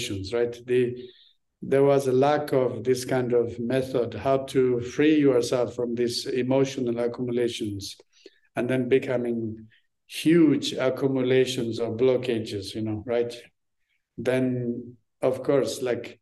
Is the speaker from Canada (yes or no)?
no; Tibet, Amdo, China; English is a second language; moved away; also born or lived in Lhasa; When I grew up in Tibet